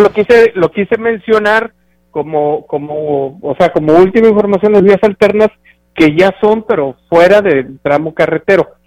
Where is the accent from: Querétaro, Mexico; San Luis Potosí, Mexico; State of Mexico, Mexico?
San Luis Potosí, Mexico; Huehuetlán; estoy moviéndome dentro de mi pueblo